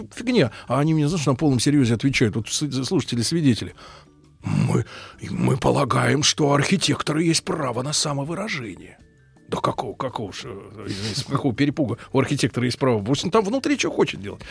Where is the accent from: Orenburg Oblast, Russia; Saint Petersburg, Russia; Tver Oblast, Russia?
Saint Petersburg, Russia; я как человек ленинградец, да, я привык жить, когда фасады